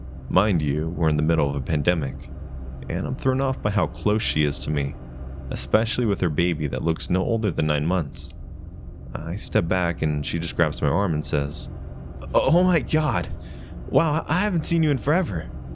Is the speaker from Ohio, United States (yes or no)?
yes; Ohio, United States; Mind you, I'm originally from Ohio, and we have family here, but I don't know any of my family that lives in Tennessee.